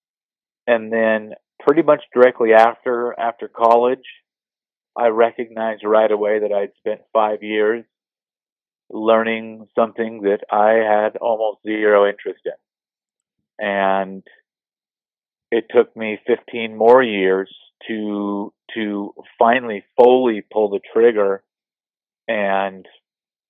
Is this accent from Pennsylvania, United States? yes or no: no; Bay Area, California, United States; moved away as an adult; I grew up in the Bay Area.